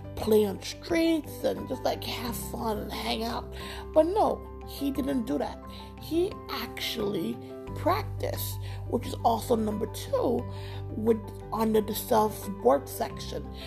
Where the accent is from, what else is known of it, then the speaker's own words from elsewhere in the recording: New York, United States; I'm from New York